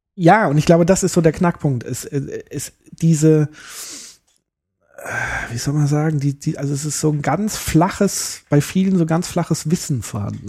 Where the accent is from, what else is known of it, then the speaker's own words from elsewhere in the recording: Germany; ich bin ein Deutscher, der Spanisch lernen will